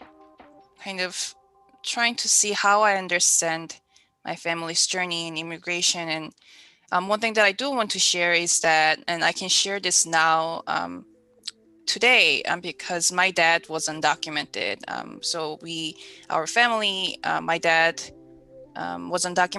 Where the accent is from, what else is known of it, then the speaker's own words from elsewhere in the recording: Gimhae, South Gyeongsang, South Korea; now in United States; I was born in South Korea and I grew up in a city called Gimhae, which is a small city near Busan